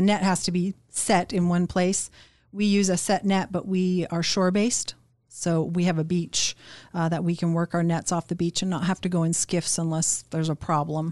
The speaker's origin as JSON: {"language": "English", "town": "Anchorage", "region": "Alaska", "country": "United States", "tie": "born or raised there", "said": "I was born in Elmendorf"}